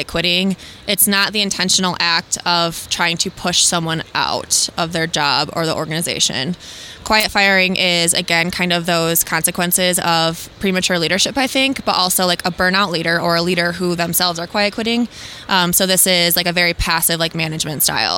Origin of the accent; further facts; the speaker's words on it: West Michigan, United States; I'm from West Michigan